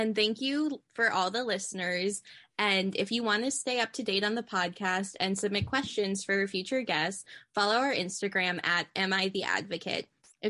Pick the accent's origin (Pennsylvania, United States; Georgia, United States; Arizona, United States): Georgia, United States; now in Oregon, United States; one thing that I like about being in Oregon, and because I came from Georgia